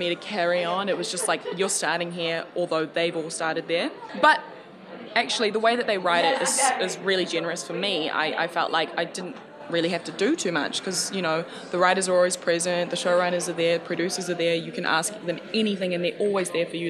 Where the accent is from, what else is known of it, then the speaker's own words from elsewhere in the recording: New Zealand; also born or lived in Samoa; I grew up in New Zealand